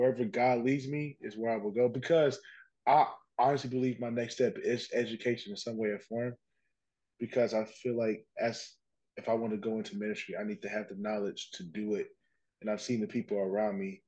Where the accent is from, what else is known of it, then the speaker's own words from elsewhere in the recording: Indiana, United States; I'm from Indiana. All I know is the flatlands.